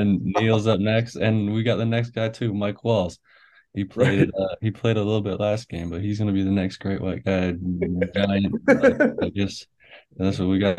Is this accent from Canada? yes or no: yes; Canada; I'm a Canadian. They won't let me do nothing.